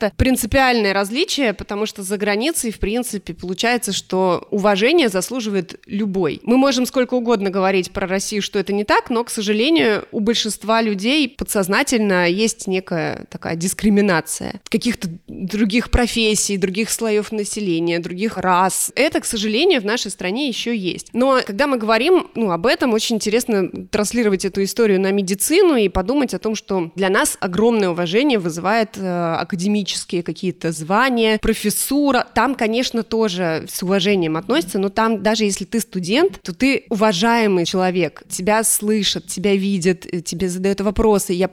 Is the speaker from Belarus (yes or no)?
no; Canada; also born or lived in Spain; мое детство прошло в Канаде и в Испании. Мои родители физики, и они получили грант, и в 91 году, как только стало возможным уехать, э, они уехали.